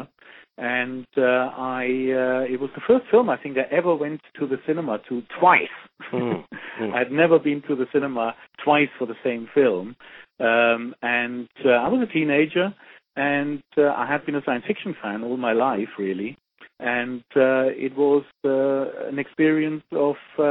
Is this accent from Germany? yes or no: yes; Germany; moved away; I grew up in Germany